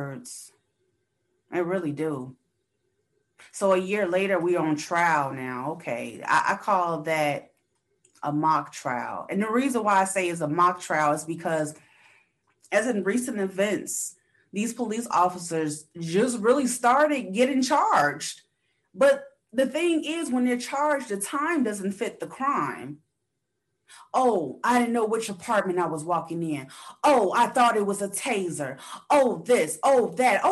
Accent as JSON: {"language": "English", "country": "United States", "said": "I do know as an American citizen"}